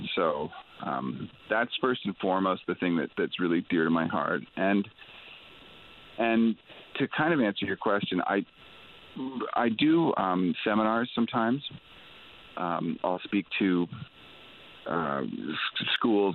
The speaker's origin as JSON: {"language": "English", "region": "Ontario", "country": "Canada", "tie": "born or raised there", "said": "I was born and raised in Ontario"}